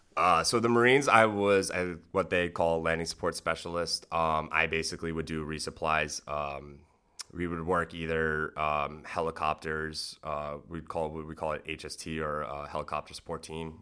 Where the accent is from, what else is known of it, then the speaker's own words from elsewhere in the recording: North Kingstown, Rhode Island, United States; I ended up growing up in North Kingstown, Rhode Island.